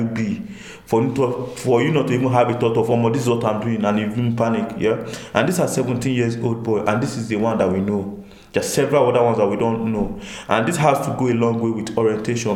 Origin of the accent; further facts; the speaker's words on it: Nigeria; as the Nigerian people